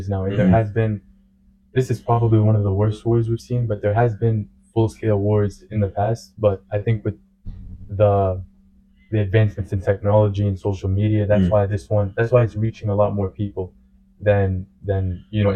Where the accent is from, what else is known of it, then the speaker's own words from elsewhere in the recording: United States; I was born and raised here, but my family is from Gaza Strip